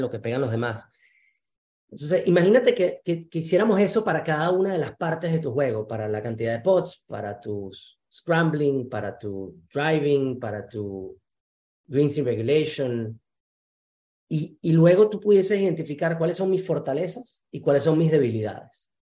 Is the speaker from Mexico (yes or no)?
no; Venezuela; moved away; en el Junco Golf Club, en Venezuela, donde yo nací